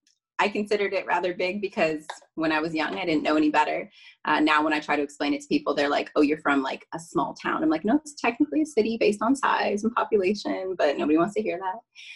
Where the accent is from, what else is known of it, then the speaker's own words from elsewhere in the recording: Mansfield, Ohio, United States; now in Pittsburgh, United States; I currently reside in Pittsburgh, Pennsylvania. But I grew up in Mansfield, Ohio. I was raised in a two-parent household with one sister, two dogs.